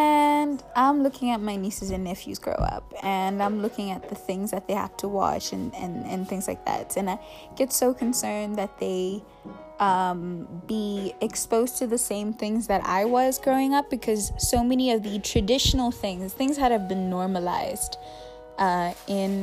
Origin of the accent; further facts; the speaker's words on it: South Africa; We're South African. We're South African